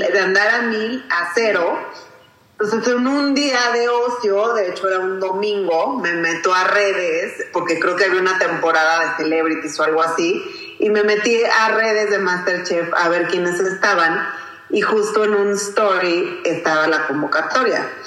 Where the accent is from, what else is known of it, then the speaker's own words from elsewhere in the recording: Acapulco, Guerrero, Mexico; yo soy de Acapulco y quiero representar a Guerrero, mi cocina